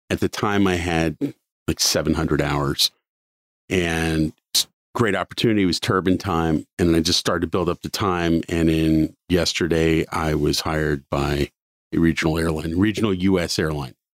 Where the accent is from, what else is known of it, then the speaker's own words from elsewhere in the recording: Cincinnati, Ohio, United States; I grew up in Cincinnati for the most part